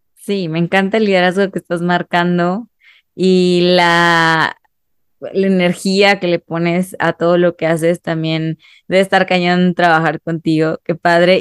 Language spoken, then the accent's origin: Spanish; Mexico; como sociedad mexicana